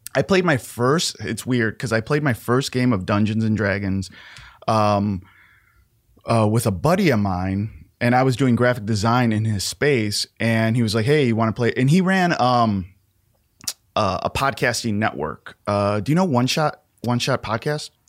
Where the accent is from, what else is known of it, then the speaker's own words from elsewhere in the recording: Chicago, Illinois, United States; born and raised in Chicago.